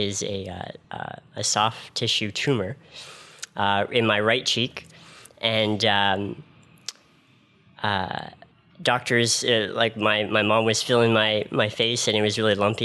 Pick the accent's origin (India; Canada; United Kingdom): Canada; Ottawa, Ontario; I'm from right here in Ottawa